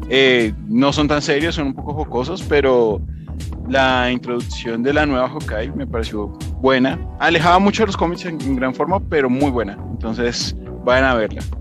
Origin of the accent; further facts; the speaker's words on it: Colombia; espero lo mismo me encantó, o de pronto algo mejor ya pues, siendo colombiana.